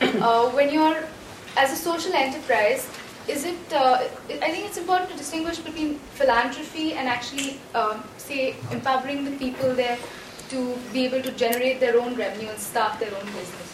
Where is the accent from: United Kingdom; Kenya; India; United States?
India; I'm a student from India, and I spent a couple of summers ago interning in Zambia doing field work.